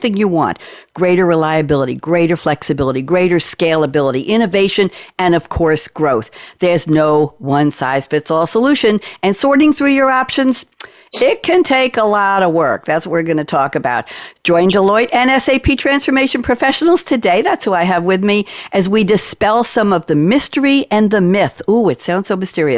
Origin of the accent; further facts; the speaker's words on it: New York, United States; moved away; I sound like I'm from New York, and I originally was